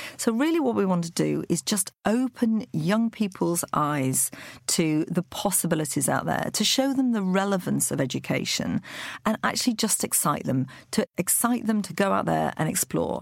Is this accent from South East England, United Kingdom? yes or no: no; Lancashire, North West England, United Kingdom; moved away; also born or lived in Loughborough; I grew up in Lancashire on a poultry farm.